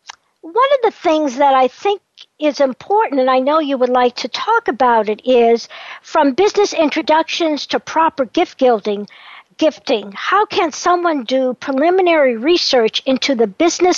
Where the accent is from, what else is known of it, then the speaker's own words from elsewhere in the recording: United States; accent: American; moved away; also born or lived in Norway / Australia; my American accent